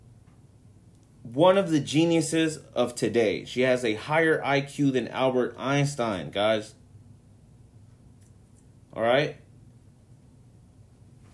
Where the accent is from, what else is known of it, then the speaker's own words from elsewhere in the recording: Mexico; to my people, to my home country